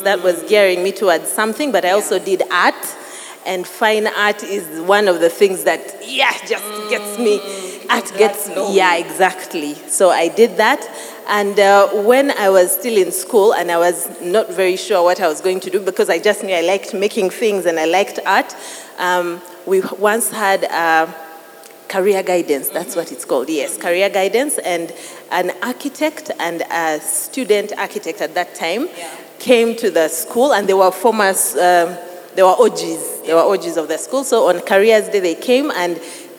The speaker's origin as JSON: {"language": "English", "country": "Uganda", "also_born_or_lived": "Tooro", "said": "I'm half from Uganda, half Mutoro, and I love my Toro heritage"}